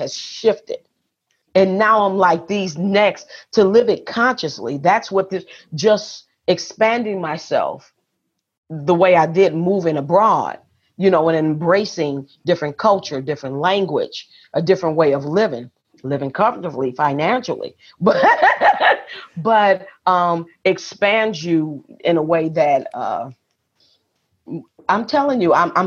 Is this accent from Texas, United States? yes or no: no; Detroit, Michigan, United States; moved away as an adult; also born or lived in Las Vegas, Nevada / Atlanta, Georgia / Jonesboro, Georgia; now in Lake Chapala, Mexico; I was born and raised in Detroit, lived in Las Vegas, then moved to Atlanta